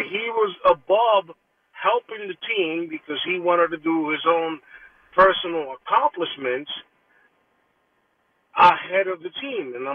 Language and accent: English; New York City, New York, United States; also born or lived in Dominican Republic; I grew up in the Bronx